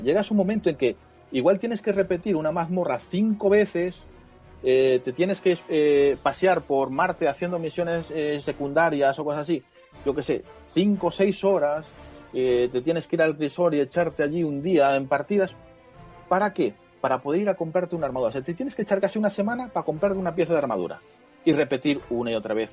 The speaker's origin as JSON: {"language": "Spanish", "country": "Spain", "said": "soy español"}